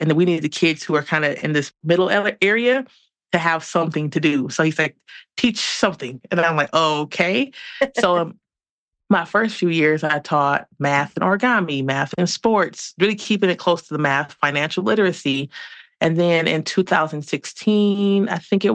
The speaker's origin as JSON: {"language": "English", "town": "Detroit", "region": "Michigan", "country": "United States", "moved": "as an adult", "lives_now": "Denver, United States", "said": "I'm originally from Detroit."}